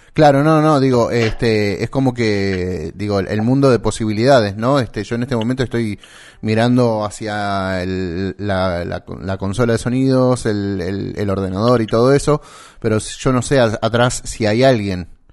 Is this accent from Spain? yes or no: no; Santa Fe, Argentina; De Santa Fe, Argentina